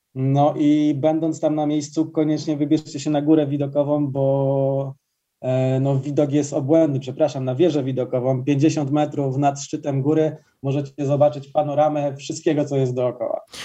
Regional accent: Ustroń, Silesian Voivodeship, Poland; Ja sam pochodzę z Ustronia

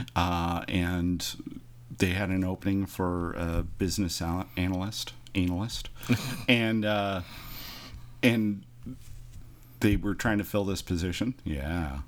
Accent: Imperial Beach, California, United States; growing up in Imperial Beach

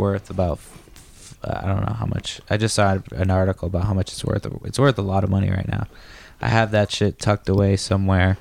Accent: Brockton, Massachusetts, United States; also born or lived in San Francisco, California; I grew up in Brockton

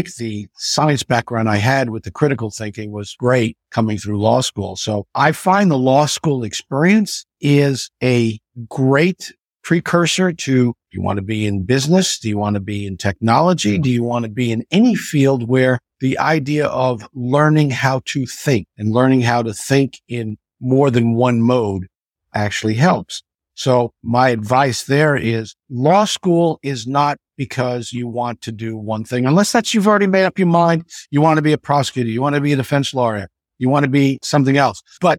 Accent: Astoria, New York, United States; also born or lived in Long Island; And I grew up in Astoria, New York. And quite honestly, my parents moved to a little apartment over a bar under the subway station.

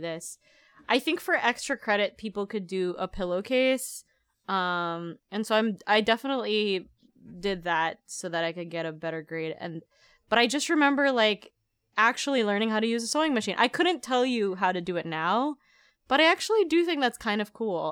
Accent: Philippines; moved away; I was raised in the Philippines

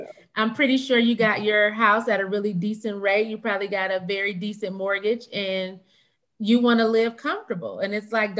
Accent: Michigan, United States; moved away as an adult; now in Dallas, United States; because I come from Michigan, right? So even moving to Dallas was shocking to me, because before I moved here, I lived in a 2-bedroom apartment in a really nice area.

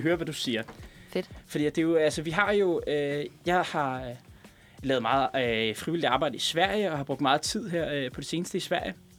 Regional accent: Denmark

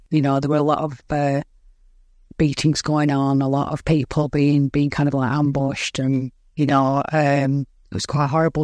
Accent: Lancashire, North West England, United Kingdom; I'm from England

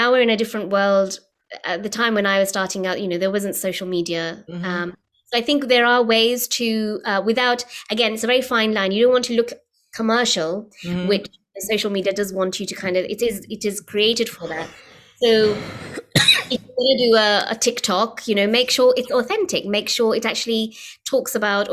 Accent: United Kingdom; as a British-born artist

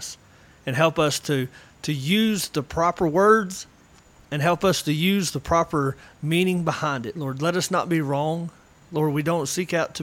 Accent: United States; also born or lived in North Georgia / Western North Carolina; I grew up in North Georgia, Western North Carolina

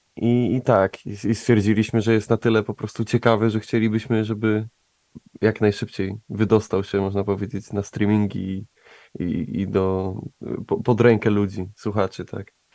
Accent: Łódź, Łódź Voivodeship, Poland; jesteśmy z Łodzi, a ja tak jak mówiłem, kocham moje miasto, także Łódź, miasto pływa

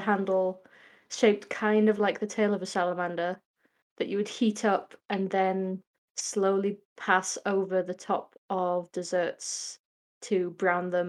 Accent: Lancashire, North West England, United Kingdom; I am from Lancashire.

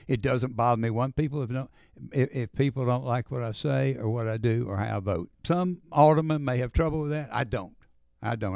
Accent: Oxford, Mississippi, United States; moved away as an adult; also born or lived in New York City; now in Hernando, United States; I grew up in Oxford

